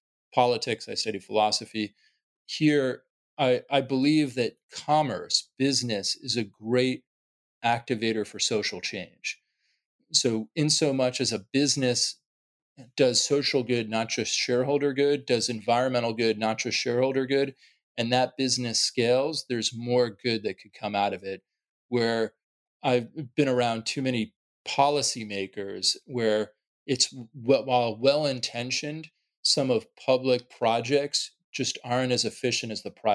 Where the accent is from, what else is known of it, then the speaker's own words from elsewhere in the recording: New York City, New York, United States; growing up in New York City, one of the financial capitals of the world